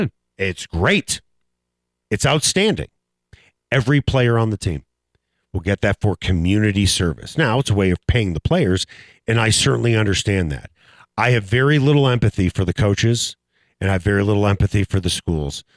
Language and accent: English; Northbrook, Illinois, United States; I grew up in Northbrook, Illinois, the North Shore of Chicago